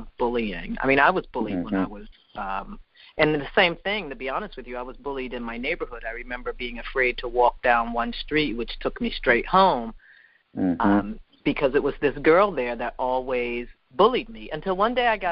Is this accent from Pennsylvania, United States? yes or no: yes; Philadelphia, Pennsylvania, United States; moved away; I loved growing up in Philadelphia